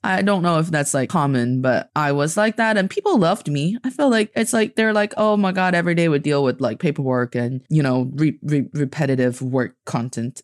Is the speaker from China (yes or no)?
yes; China; I am from China, and I'm speaking to you from Beijing right now.